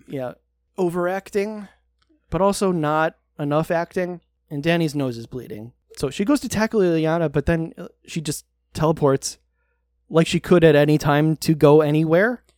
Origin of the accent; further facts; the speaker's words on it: United States; I'm American